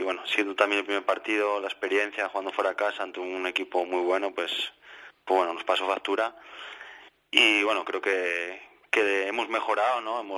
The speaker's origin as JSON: {"language": "Spanish", "country": "Spain", "said": "por mí siendo español, ¿no? Eh, espero que lo hagan"}